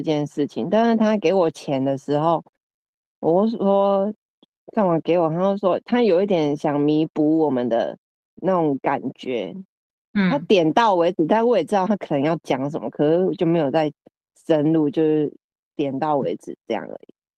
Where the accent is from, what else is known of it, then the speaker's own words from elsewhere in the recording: Chiayi, Taiwan; 回到我们的家乡， 嘉义